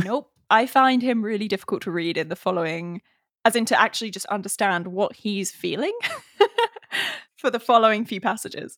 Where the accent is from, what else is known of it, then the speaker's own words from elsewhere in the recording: England, United Kingdom; I'm English